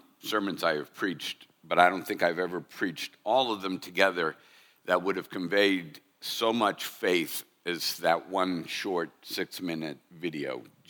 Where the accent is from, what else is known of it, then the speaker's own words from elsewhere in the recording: United States; as American Christians